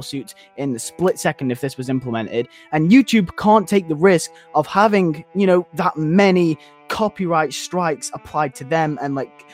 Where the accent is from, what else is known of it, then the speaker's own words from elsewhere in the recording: United Kingdom; I'm British, okay? I'm in the EU